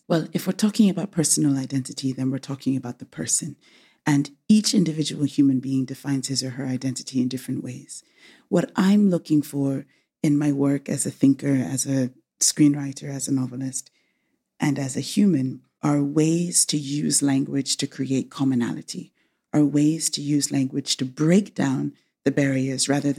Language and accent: English; England, United Kingdom; born there; I was born in England. I was educated in the United States and back in England.